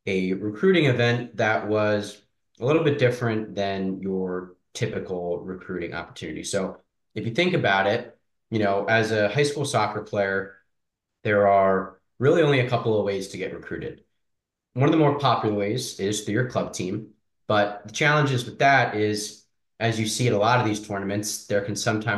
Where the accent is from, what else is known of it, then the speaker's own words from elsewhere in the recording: outside of the Philadelphia area, Pennsylvania, United States; also born or lived in Amherst, Massachusetts; I grew up outside of the Philadelphia area, played for FC Delco